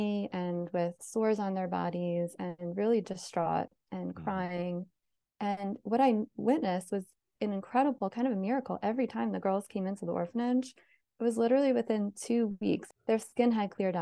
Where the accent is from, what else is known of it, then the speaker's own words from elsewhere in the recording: South Orange, New Jersey, United States; moved away as an adult; also born or lived in Philadelphia; I grew up in South Orange, and we were surrounded by lots of inner city areas